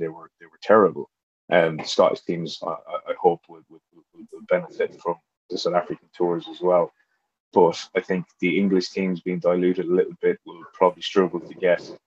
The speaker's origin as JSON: {"language": "English", "country": "Ireland", "said": "being Irish"}